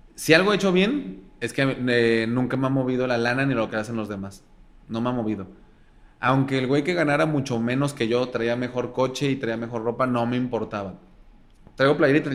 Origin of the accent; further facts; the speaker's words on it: Guadalajara, Jalisco, Mexico; En Guadalajara, soy pseudo de Guadalajara